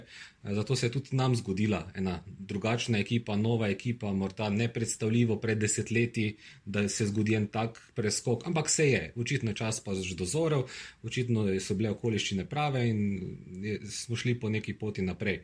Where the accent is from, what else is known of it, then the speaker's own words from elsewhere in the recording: Maribor, Drava, Slovenia; sem rojen Mariborčan